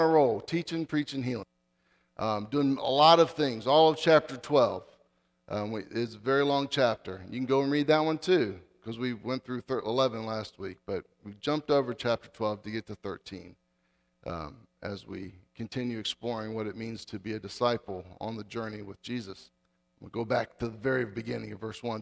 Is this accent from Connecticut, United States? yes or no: no; Dale City, Virginia, United States; I grew up in Northern Virginia. I grew up in Dale City